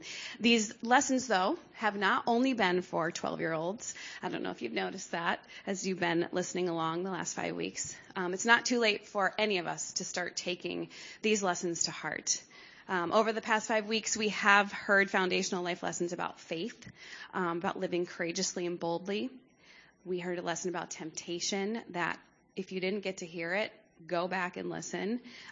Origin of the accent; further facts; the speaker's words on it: Bucks County, Pennsylvania, United States; Growing up in Bucks County